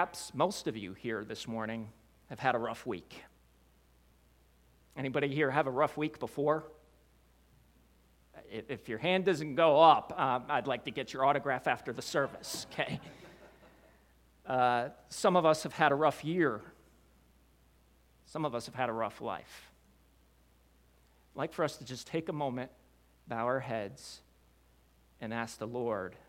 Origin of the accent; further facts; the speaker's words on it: Wilmington, Delaware, United States; I grew up in Wilmington, Delaware